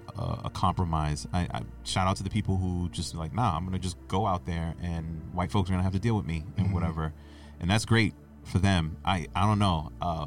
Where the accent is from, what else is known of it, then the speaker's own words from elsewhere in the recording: Boston, Massachusetts, United States; I haven't lived in Mattapan. I'm from Mattapan. I haven't lived in Mattapan since 2006.